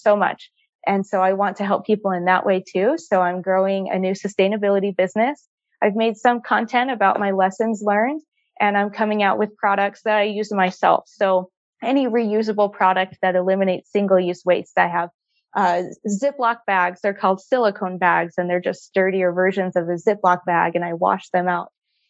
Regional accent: Utah, United States; I grew up here in Utah. I'm a mountain girl

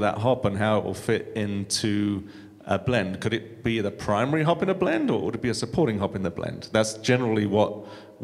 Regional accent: United Kingdom; moved away; being a Brit

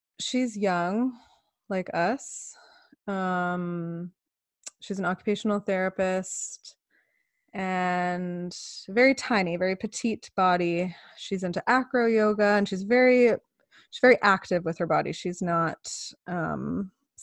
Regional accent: Canada; I'm so Canadian.

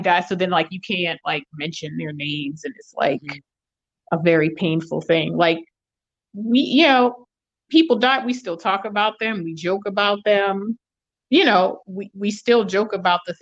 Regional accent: New Orleans, Louisiana, United States; growing up in New Orleans

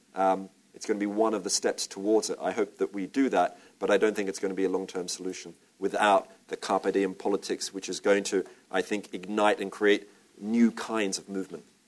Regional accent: Australia; I'm Australian

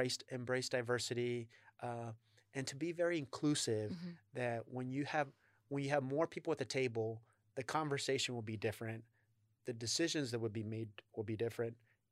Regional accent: Texas, United States; I'm originally from Texas

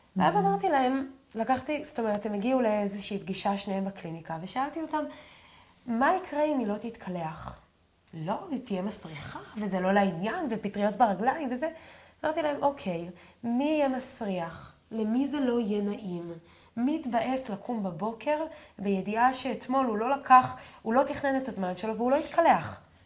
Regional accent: a moshav in the Galilee, Northern District, Israel; אני, אנחנו גדלתי במושב, אז אם לא הייתי לוקחת סוודר, גם ביום חורפי, ואנחנו גרים אה, בגליל בצפון

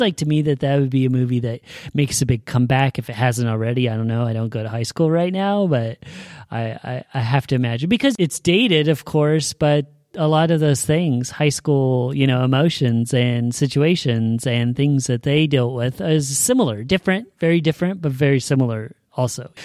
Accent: Salem, Oregon, United States; I was born and raised here in Salem

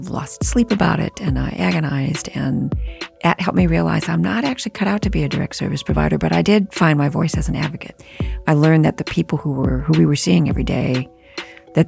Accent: Detroit, Michigan, United States; I was born and raised in Detroit in a big immigrant family

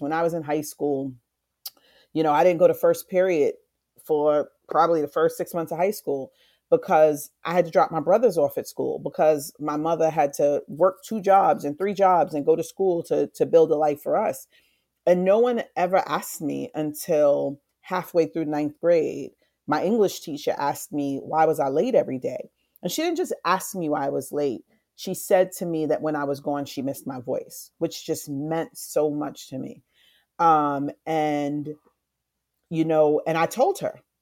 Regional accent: New York City, New York, United States; also born or lived in Far Rockaway / South Bronx; I grew up in, uh, South Jamaica, Queens. I was born in Far Rockaway, moved to South Jamaica, moved to the South Bronx.

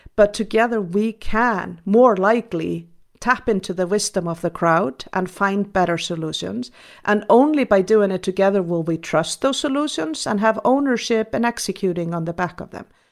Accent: Iceland; I was raised in Iceland, a Nordic country

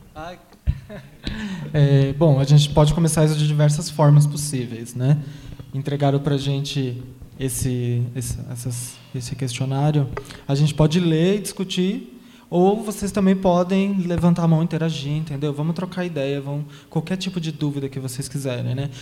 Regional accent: São Paulo, Brazil; now in Taboão da Serra, Brazil; eu nasci aqui em São Paulo, nasci no Capão Redondo e cresci nesse, na Zona Sul, Capão Redondo, Jardim Ângela, Guarapiranga

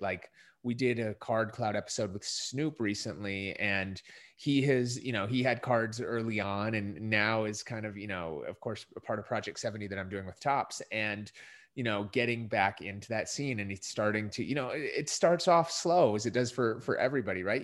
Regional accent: Minnesota, United States; moved away; I grew up in Minnesota

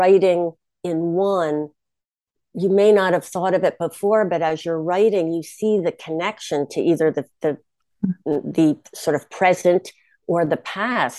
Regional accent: Bronxville, New York, United States; my hometown is Bronxville

